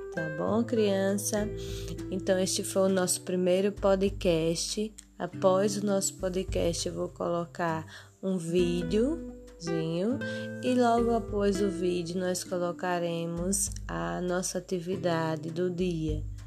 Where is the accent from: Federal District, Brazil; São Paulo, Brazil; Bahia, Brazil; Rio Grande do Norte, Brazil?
Rio Grande do Norte, Brazil; Açu; eu sou de Açu, Rio Grande do Norte